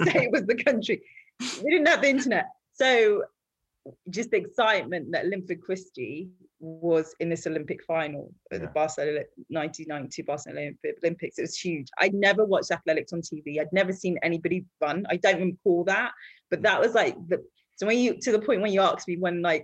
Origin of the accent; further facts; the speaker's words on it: Harrow, London, United Kingdom; also born or lived in Nigeria; when I came back from Nigeria, when I was about six or something, I went to school in Harrow